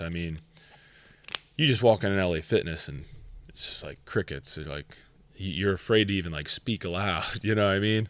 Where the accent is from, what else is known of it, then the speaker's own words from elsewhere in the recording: Schuylkill County, Pennsylvania, United States; I'm from Schuylkill County